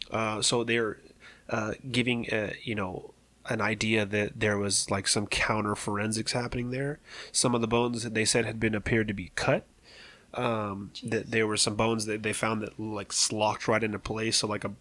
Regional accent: London, United Kingdom; And excuse my language, but I'm from London and this is how we talk.

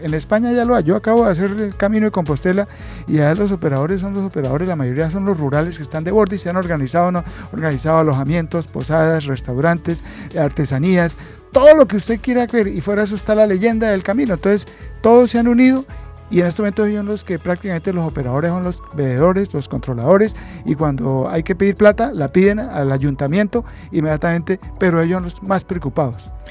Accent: Santander, Colombia; como santanderiano, como colombiano y como coaminante

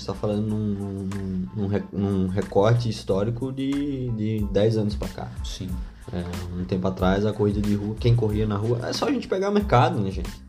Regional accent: Northeast Region, Brazil; sou nordestino

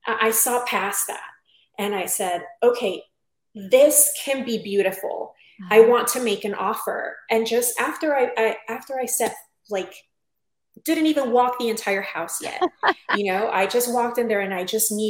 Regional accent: Tijuana, Baja California, Mexico; moved away as an adult; also born or lived in San Diego, California; I am originally from Tijuana, Mexico, and when I was about 20 years old, moved to San Diego, California, sunny San Diego

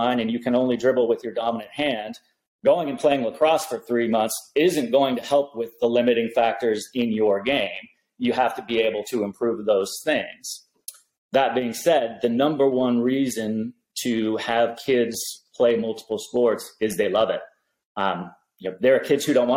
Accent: Eugene, Oregon, United States; now in San Diego, United States; I was growing up in Eugene, Oregon, so it was rainy

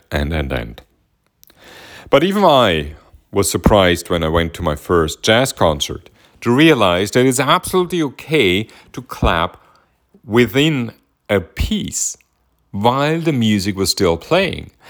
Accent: Vienna, Austria; growing up in Vienna

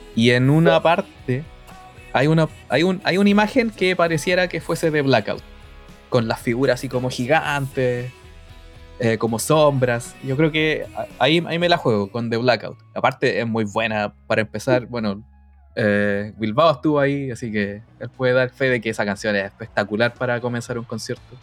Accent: Chile

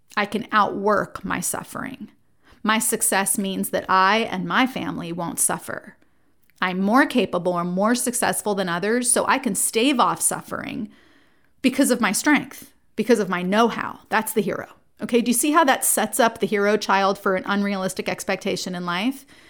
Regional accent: Jersey Shore, New Jersey, United States; I was raised in New Jersey. I grew up on the Jersey Shore

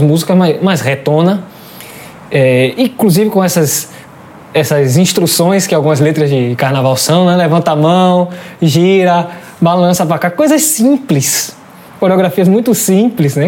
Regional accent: Salvador, Bahia, Brazil; Eu sou do Cabula e o batuque é da minha vizinhança

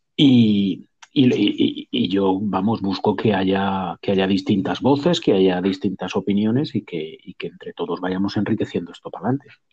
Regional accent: Cuenca, Castilla-La Mancha, Spain; now in Madrid, Spain; yo soy de Cuenca

